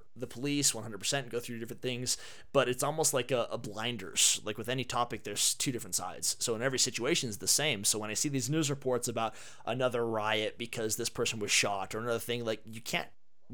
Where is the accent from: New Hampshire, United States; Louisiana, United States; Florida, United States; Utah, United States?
Utah, United States; Herriman; Growing up in Utah